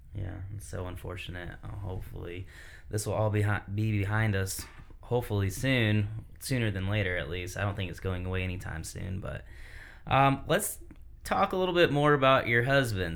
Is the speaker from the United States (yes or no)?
yes; Michigan, United States; now in South Carolina, United States; I'm from Michigan as well